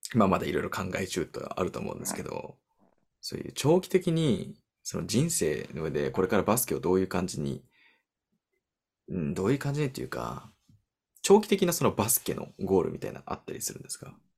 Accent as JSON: {"language": "Japanese", "country": "United States", "tie": "born or raised there", "said": "僕が出身のアメリカ"}